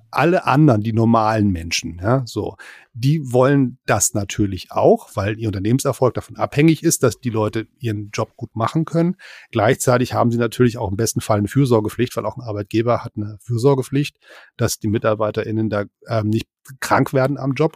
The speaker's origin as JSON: {"language": "German", "region": "Hamburg", "country": "Germany", "also_born_or_lived": "near Berlin", "moved": "yes", "lives_now": "Berlin area, Germany", "said": "Ich bin Exil-Hamburger und wohne in der Nähe von Berlin"}